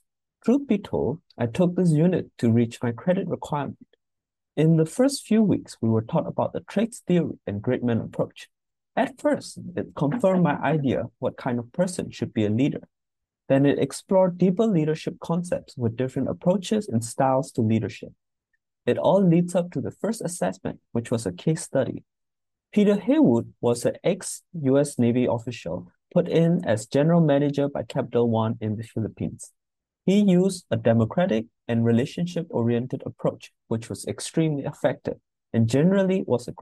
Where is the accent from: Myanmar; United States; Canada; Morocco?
Myanmar; moved away; I am originally from Myanmar